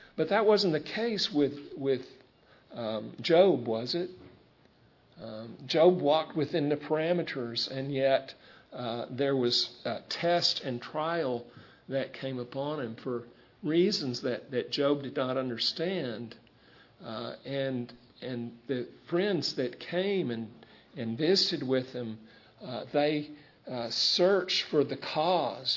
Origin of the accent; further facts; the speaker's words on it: United States; we're American citizens